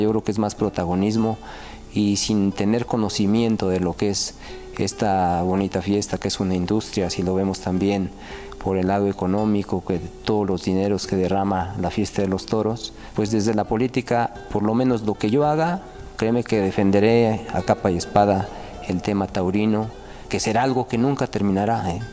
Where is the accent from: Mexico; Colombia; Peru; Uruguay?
Mexico; Tlaxcala; la feria de mi tierra